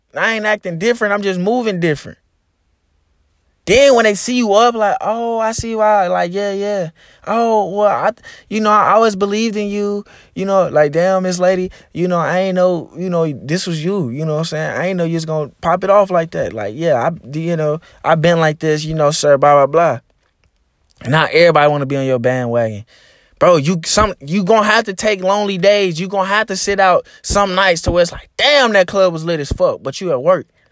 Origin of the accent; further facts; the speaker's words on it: Arkansas, United States; my home state. You know, Arkansas is a very, very, very small, um, uh, state